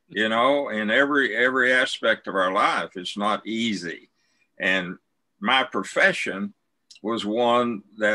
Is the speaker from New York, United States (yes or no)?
no; Snyder, Texas, United States; I was raised out in West Texas in a town called Snyder, Texas. It's between Abilene and Lubbock